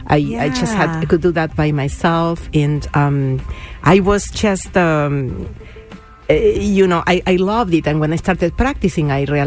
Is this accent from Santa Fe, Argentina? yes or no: no; Buenos Aires, Argentina; moved away as an adult; also born or lived in Massachusetts / Boston / Cambridge / Quincy; now in Arlington, United States; I'm originally from Argentina, mm-hmm. from Buenos Aires, and yes, I came here as an adult already